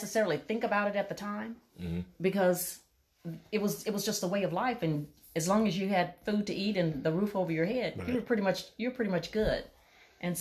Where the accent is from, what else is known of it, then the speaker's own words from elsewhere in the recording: Natchez, Mississippi, United States; I grew up in Natchez, Mississippi, which is in extreme southwest Mississippi